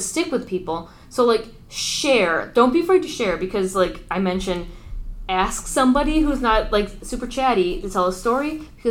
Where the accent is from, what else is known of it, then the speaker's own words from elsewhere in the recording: United States; as an American